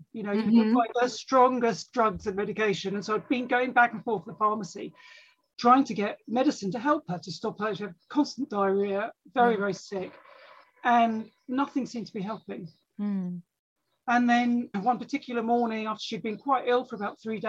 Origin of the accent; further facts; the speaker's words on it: London, United Kingdom; now in Sussex, United Kingdom; I was brought up in London, but spent the summers in the countryside.